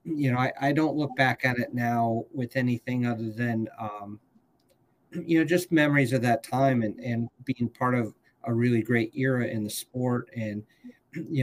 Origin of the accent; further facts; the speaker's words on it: United States; as an American